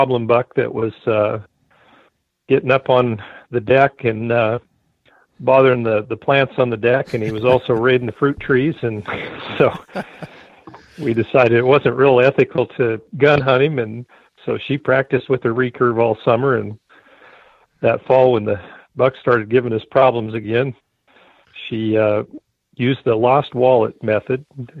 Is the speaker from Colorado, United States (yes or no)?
no; Northwest Oregon, United States; also born or lived in Reedsport, Oregon; I grew up in Northwest Oregon. We had lots of blacktails up there growing up. I was on the Columbia River